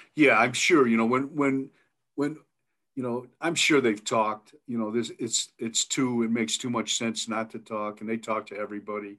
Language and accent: English; Milan, Ohio, United States; moved away as an adult; now in Idaho, United States; I grew up there in Milan, Ohio, but I now live out in Idaho. I've been here for 40 years